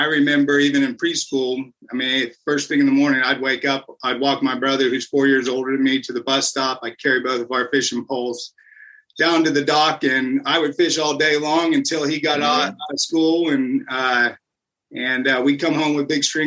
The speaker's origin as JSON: {"language": "English", "town": "Lakeland", "region": "Florida", "country": "United States", "tie": "born or raised there", "said": "I grew up in Lakeland, which is about 30 minutes away from here."}